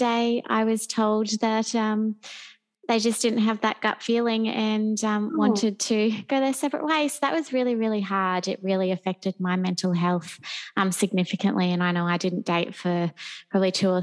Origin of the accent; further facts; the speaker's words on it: Gold Coast, Queensland, Australia; also born or lived in London; I'm born and bred on the Gold Coast and have lived here my whole life.